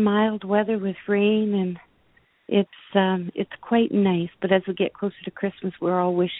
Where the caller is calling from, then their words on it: Canada; I'm calling from Canada.